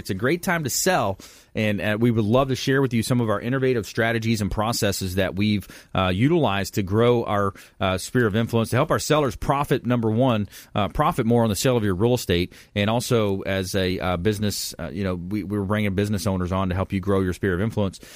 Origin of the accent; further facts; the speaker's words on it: LaBelle, Florida, United States; it hit my hometown pretty hard, too, man. It hit LaBelle.